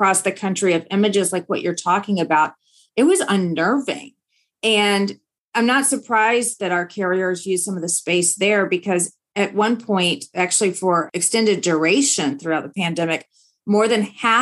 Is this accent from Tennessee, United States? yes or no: yes; Nashville, Tennessee, United States; now in Washington, DC area, United States; I now live in the DC area, but I grew up in Nashville, Tennessee. I'm a proud Tennessean.